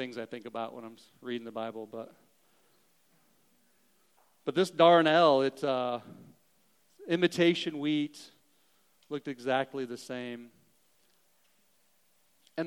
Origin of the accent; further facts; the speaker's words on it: Southern Missouri, United States; I grew up in Southern Missouri. I can talk about hillbillies. That's fine. I am one.